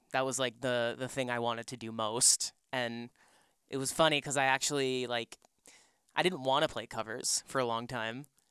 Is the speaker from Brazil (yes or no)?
no; Markham, Ontario, Canada; also born or lived in Scarborough, Toronto; I grew up in Markham.